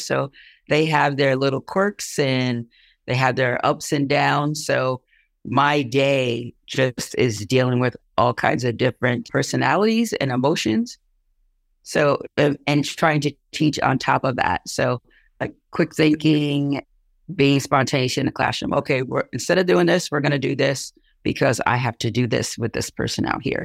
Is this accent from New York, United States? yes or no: yes; Long Island, New York, United States; moved away as an adult; now in Plattsburgh, United States; I'm originally from Long Island. So I moved up here 35 years ago